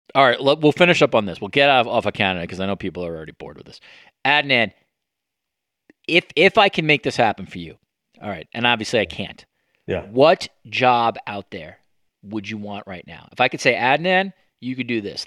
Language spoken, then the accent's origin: English; United States; moved away; as an American